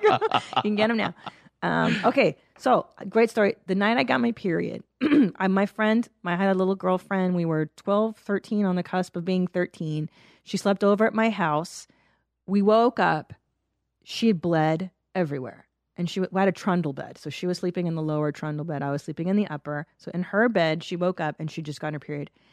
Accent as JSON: {"language": "English", "town": "Los Angeles", "region": "California", "country": "United States", "tie": "born or raised there", "said": "I grew up in the San Fernando Valley."}